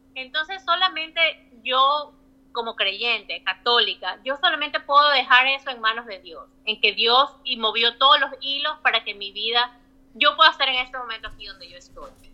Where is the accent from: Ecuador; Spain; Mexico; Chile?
Ecuador; Guayaquil, Guayas; moved away as an adult; also born or lived in Florida, United States; now in Virginia, United States; Yo cuando era chica y estaba en Ecuador, estaba en Guayaquil